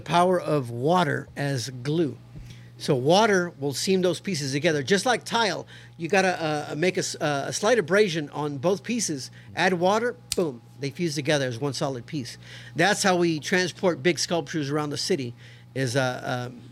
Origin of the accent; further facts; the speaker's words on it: Houston, Texas, United States; I'm born and raised in Houston, Texas